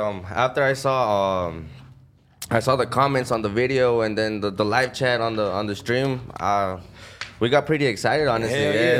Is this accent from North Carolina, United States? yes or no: yes; North Carolina, United States; also born or lived in Mexico; born and raised in the United States. Yeah, uh-huh. North Carolina, basically.